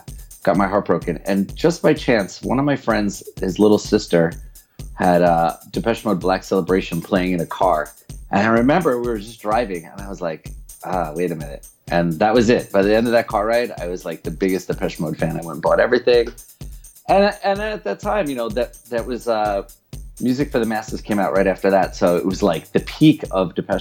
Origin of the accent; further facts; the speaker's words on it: New York, United States; moved away as an adult; now in Berlin, Germany; I grew up in New York in the 80s